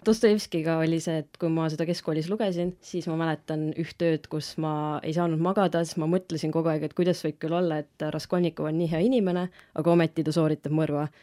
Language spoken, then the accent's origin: Estonian; Rakvere, Lääne-Viru County, Estonia; also born or lived in Tartu; ma tulen Rakverest, olen Rakvere Karmeli koguduse liige